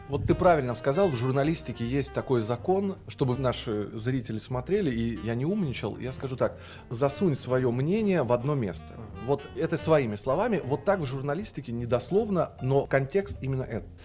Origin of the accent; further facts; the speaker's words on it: Kharkiv, Kharkiv Oblast, Ukraine; also born or lived in Kyiv; now in Moscow, Russia; Я сам родился вообще на Украине, в городе Харькове